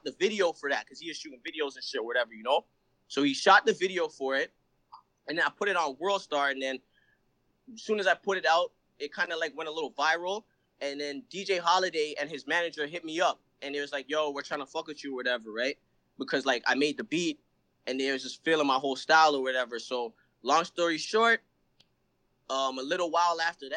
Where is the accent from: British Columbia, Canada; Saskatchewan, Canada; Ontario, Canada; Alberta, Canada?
Ontario, Canada; Brampton; also born or lived in Toronto; I was born in Toronto. You know what I'm saying? I came up in, like, Brampton.